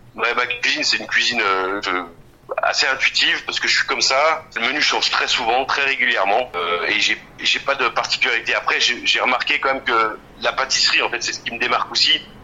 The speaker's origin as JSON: {"language": "French", "town": "Bourgoin-Jallieu", "region": "Auvergne-Rhône-Alpes", "country": "France", "tie": "born or raised there", "also_born_or_lived": "Saint-Hilaire-de-Brens", "lives_now": "Crémieu, France", "said": "Je suis né à Jalieu comme beaucoup, je suis de Saint-Hilaire-de-Brasse. Euh, je suis bergerien parce que j'ai passé toute mon enfance, ma grand-mère habite à Bourgoin"}